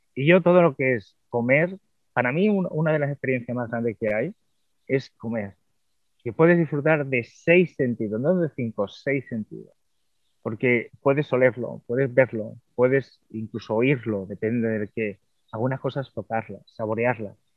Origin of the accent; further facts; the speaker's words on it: Cádiz, Andalusia, Spain; moved away; cuando volví aquí de nuevo a mi tierra